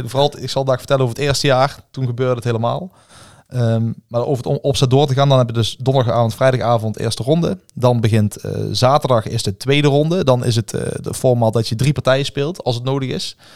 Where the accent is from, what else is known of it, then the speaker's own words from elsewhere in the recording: Netherlands; Ik denk dat wij sowieso als Nederlanders een voordeel hebben op eh, spelers in het buitenland.